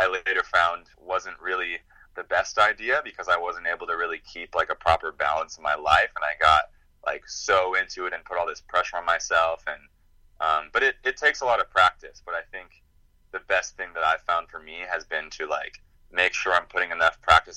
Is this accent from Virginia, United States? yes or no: no; Chico, California, United States; my hometown, Chico, California, that's where the National Yo-Yo Museum is